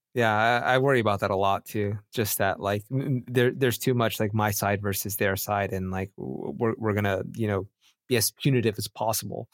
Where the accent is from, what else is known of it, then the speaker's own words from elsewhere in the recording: United States; I'm from America